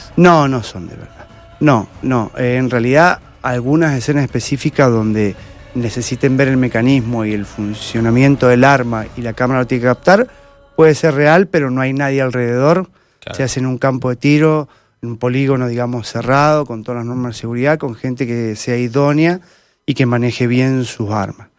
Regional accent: Mendoza, Argentina; soy mendocino y por ahora estoy acá.

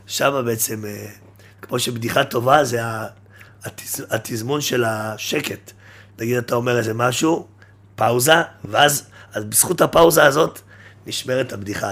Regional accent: Jerusalem, Jerusalem District, Israel; גדלתי בירושלים

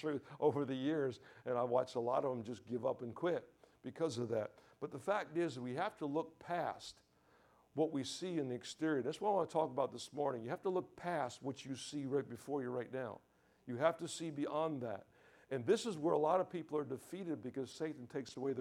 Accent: New York, United States; also born or lived in Deerfield Beach, Florida / Boynton Beach, Florida; now in Key West, United States; I grew up in church all my life, okay? You know, I come from New York

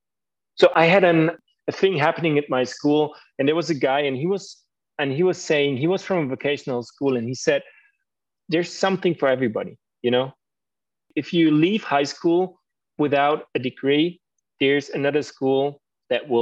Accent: Germany; English is a second language

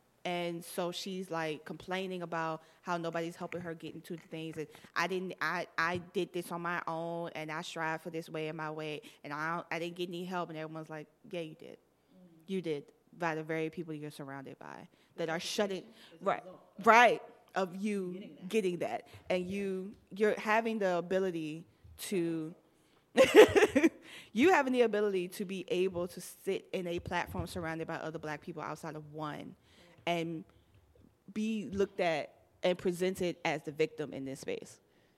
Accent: Miami, Florida, United States; I'm from Miami.

